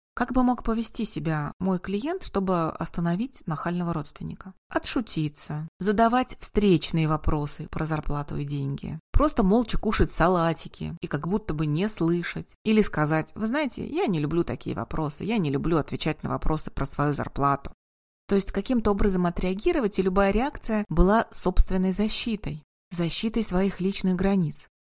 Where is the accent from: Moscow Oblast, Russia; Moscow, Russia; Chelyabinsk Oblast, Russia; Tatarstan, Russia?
Tatarstan, Russia; Kazan; Я принимаю как в родном городе, в Казани, так и онлайн